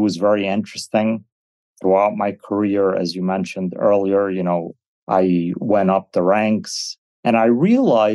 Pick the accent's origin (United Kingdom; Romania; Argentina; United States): United States; English is a second language; I wasn't born in the States. I came as 7 years old. So I've never considered English as my first language